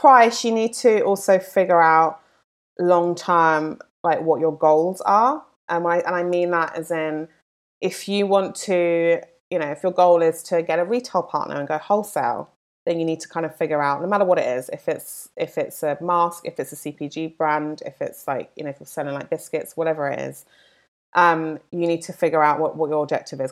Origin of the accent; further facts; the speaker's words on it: London, United Kingdom; now in Los Angeles, United States; I'm from London, as you can probably tell from my accent, not from L A.